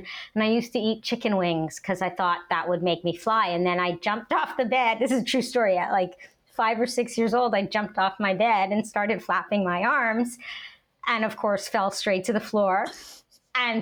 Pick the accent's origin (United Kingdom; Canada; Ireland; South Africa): Canada; now in United States; I grew up in Canada, watched the American shows because I always knew I wanted to move to the States